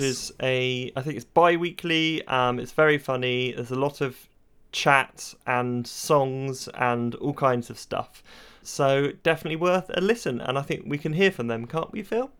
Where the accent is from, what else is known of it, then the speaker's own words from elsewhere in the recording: Cheltenham, South West England, United Kingdom; accent: burr; we're from Cheltenham, Gloucestershire